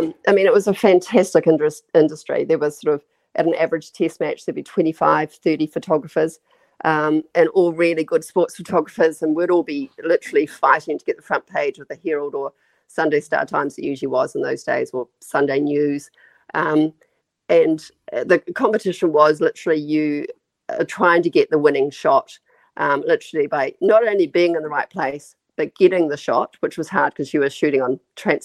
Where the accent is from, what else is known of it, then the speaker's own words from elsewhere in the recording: New Zealand; as a Kiwi